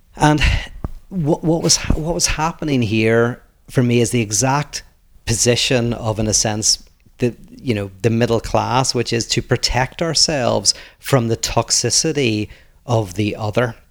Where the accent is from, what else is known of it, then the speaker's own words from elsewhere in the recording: Northern Ireland, United Kingdom; I come from Northern Ireland